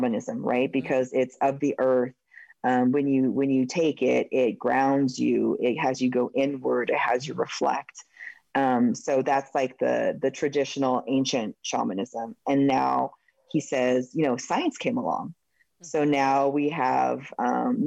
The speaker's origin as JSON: {"language": "English", "region": "Oregon", "country": "United States", "tie": "born or raised there", "said": "My home state of Oregon"}